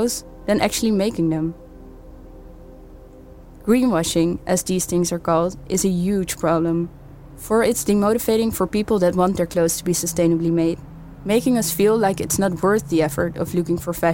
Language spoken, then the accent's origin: English; Amsterdam, North Holland, Netherlands; growing up in Amsterdam Southeast, one of the most multicultural areas of the city